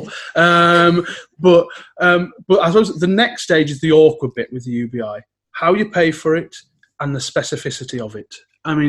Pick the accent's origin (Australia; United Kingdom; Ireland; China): United Kingdom; West Cumbria, North West England; I grew up in West Cumbria near Sellafield